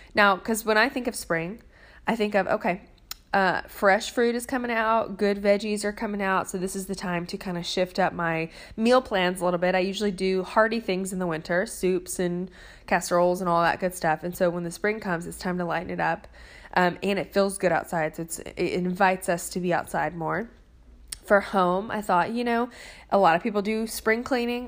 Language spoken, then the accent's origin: English; Nashville, Tennessee, United States; I'm from Nashville, Tennessee, where there is a good restaurant on every corner.